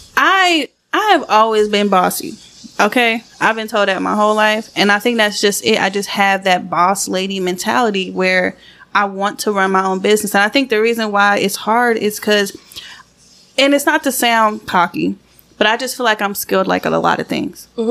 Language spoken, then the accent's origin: English; Georgia, United States; also born or lived in St. Croix, US Virgin Islands; I moved up to Georgia when I think I was about five.